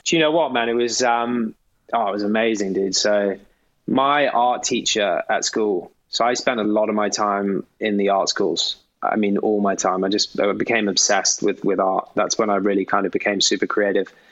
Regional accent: Gloucestershire, South West England, United Kingdom; also born or lived in London / Eton; I was born in London, um, but then soon after uh, moved down to the countryside to Gloucestershire

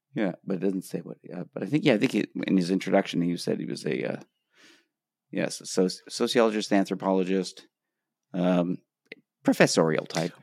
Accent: Canada; moved away as an adult; now in Los Angeles, United States; as a Canadian

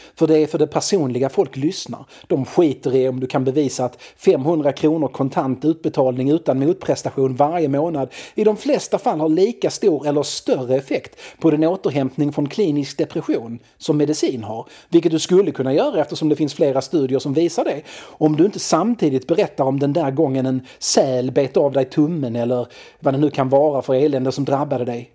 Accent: Malmö, Skåne, Sweden; also born or lived in Lindeborg; Jag växte upp på Limhamn i Malmö

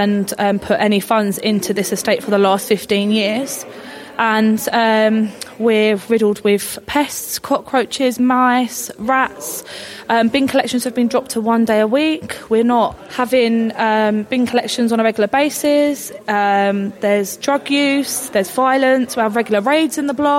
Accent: Barnet, London, United Kingdom; we've all born and bred in Barnet, lived here

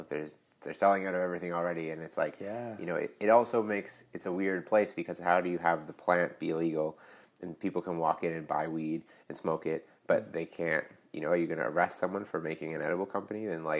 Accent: near Blue Mountain, 2 hours north of Toronto, Ontario, Canada; also born or lived in Whistler, BC; now in Vancouver, Canada; I grew up about 2 hours north of Toronto near Blue Mountain.

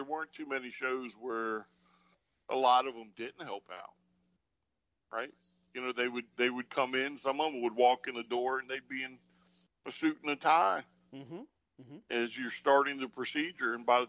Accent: North Carolina, United States; I'm from North Carolina, it's my first time in Virginia.

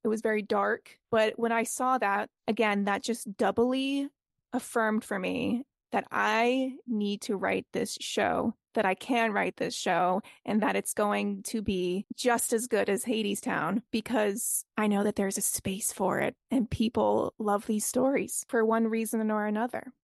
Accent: Boston, Massachusetts, United States; I am from Boston

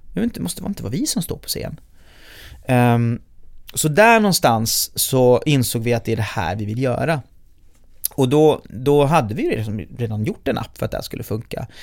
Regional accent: Gothenburg, Västra Götaland, Sweden; Hammarkullen där jag är född och uppvuxen i Göteborg

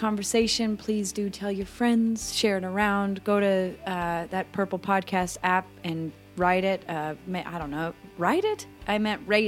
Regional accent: United States; now in Australia; I'm American

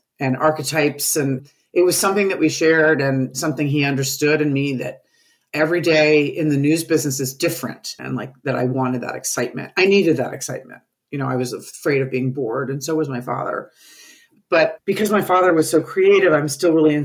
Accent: New York, United States; I grew up in New York

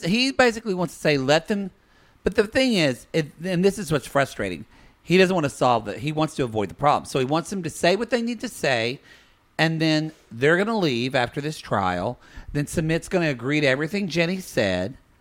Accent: United States; I was born and raised in the United

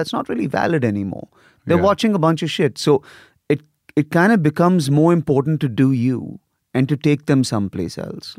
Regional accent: Lagos, Nigeria; also born or lived in India; I grew up, so I was born in India, but then we left for Africa. So I was actually raised in Lagos, Nigeria.

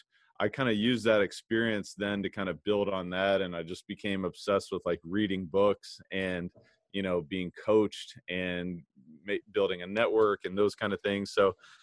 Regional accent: Louisville, Kentucky, United States; I played basketball growing up. I'm from Kentucky, Louisville, Kentucky

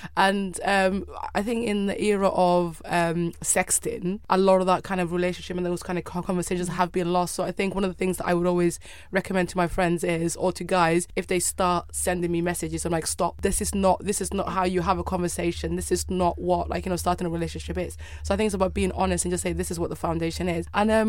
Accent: United Kingdom; And I think we as British people and the Irish are very good at sarcasm, and the Americans, unfortunately, are not.

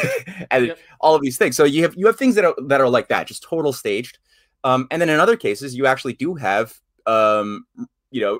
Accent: Syria; I am from Syria. I have family there.

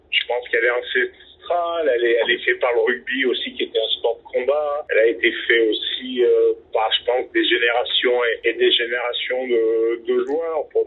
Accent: Drôme, Auvergne-Rhône-Alpes, France

